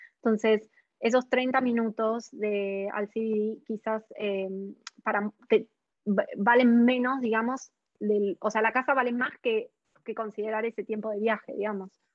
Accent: Argentina; now in Australia; yo soy de Argentina

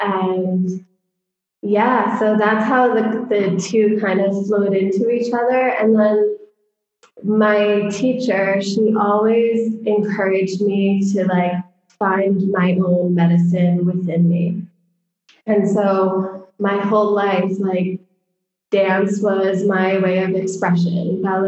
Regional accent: Connecticut, United States; also born or lived in New York City; I grew up, I was born in New York City, and we lived there when I was little. And then my parents moved to Connecticut when I was about 2 or 3.

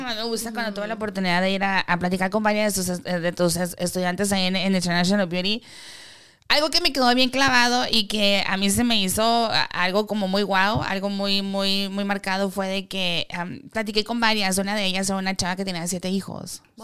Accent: Mexico; como latino, como mexicano, lo quiero decir mexicano

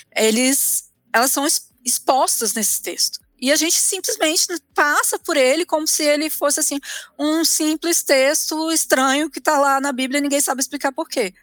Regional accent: Brasília, Federal District, Brazil; moved away as an adult; also born or lived in Rio de Janeiro; now in Curitiba, Brazil; eu sou de Brasília

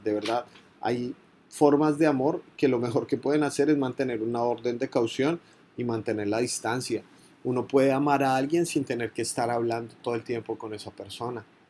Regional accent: Colombia; Montería, en Córdoba, una de las zonas más golpeadas por la violencia en mi país

